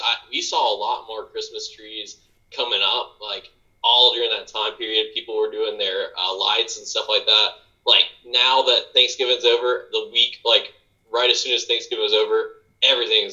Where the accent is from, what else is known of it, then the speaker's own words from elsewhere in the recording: Norwood, North Carolina, United States; moved away as an adult; now in Charlotte, United States; I grew up in Norwood, North Carolina.